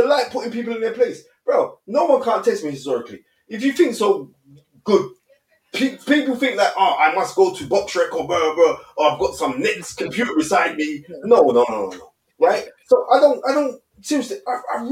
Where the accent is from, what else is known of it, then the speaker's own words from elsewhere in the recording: London, United Kingdom; I grew up on Cowley Estate